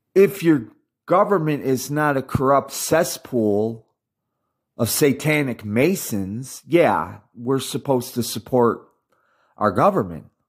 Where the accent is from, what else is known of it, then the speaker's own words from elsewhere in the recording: United States; I'm American insofar as I was born in America. I speak English and I've been raised in the American culture for uh, half a century